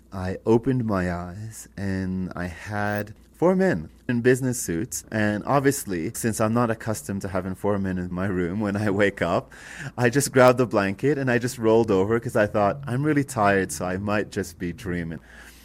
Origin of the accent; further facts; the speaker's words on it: Canada; now in Ecuador; And I said, "Well, I'm Canadian. Why are you going to Ecuador?" And I said, "Because I live in Ecuador."